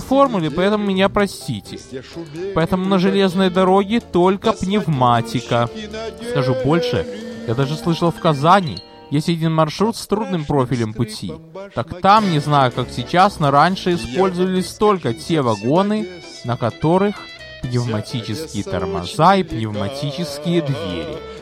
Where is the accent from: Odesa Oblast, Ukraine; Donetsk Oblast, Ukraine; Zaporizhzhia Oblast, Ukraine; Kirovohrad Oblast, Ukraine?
Odesa Oblast, Ukraine; Odesa; родился и вырос в Одессе на Молдаванке